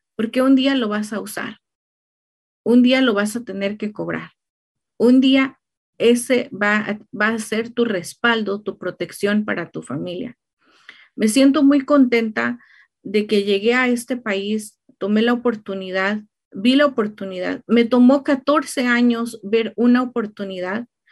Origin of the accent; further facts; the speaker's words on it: Mexico; now in Riverside, United States; México, de donde soy yo